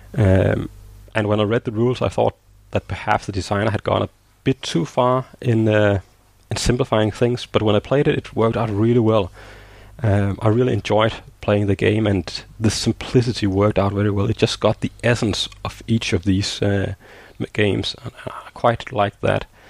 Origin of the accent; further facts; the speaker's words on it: Denmark; I'm living in Denmark